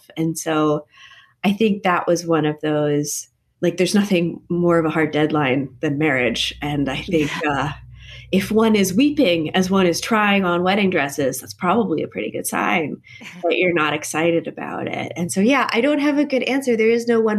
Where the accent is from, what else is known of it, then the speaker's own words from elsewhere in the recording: Connecticut, United States; I grew up in Connecticut, which is a very polite kind of New England place